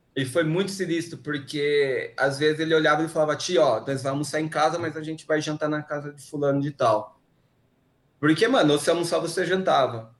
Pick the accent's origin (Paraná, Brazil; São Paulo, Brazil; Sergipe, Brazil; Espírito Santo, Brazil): São Paulo, Brazil; Americana; moved away as an adult; eu sou do interior, né, de Americana